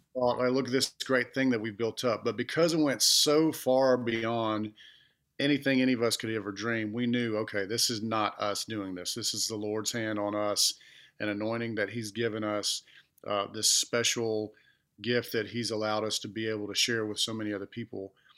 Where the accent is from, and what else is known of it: Clanton, Alabama, United States; born or raised there; also born or lived in Montgomery, Alabama / Georgia